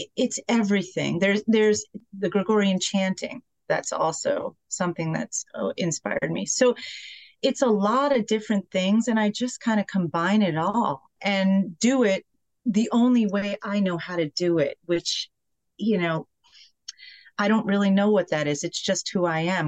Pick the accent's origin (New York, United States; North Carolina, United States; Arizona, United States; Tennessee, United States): New York, United States; Poughkeepsie; where I grew up in Poughkeepsie